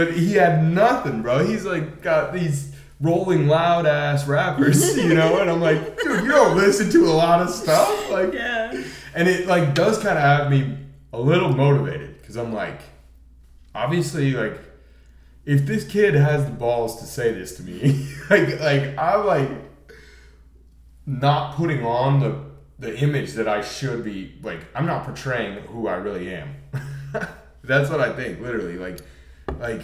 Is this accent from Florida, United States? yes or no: no; Colorado, United States; born or raised there; moved away